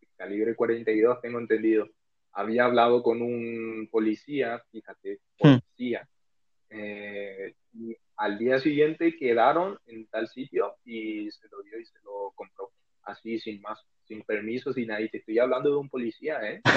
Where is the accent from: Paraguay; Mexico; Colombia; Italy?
Paraguay; moved away as an adult; now in Spain; soy paraguayo y vivo desde hace un año